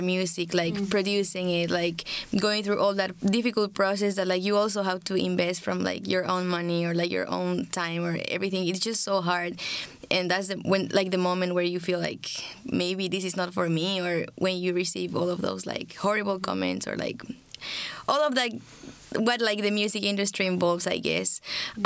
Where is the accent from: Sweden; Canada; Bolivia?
Bolivia; I'm from Bolivia